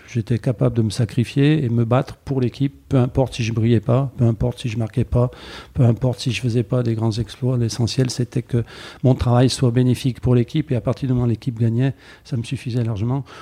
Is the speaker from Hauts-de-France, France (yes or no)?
no; Saint-Étienne, Auvergne-Rhône-Alpes, France; je suis né à chaude plus précisément, et je le revendique, hein, un quartier assez connu de Saint-Étienne.